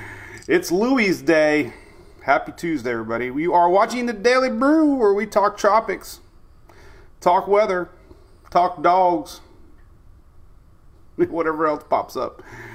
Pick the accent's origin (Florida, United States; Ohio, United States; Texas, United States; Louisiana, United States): Florida, United States; Bradenton; my hometown of Bradenton. Grew up across the Green Bridge there in Bradenton. Went to school. Jesse P. Miller.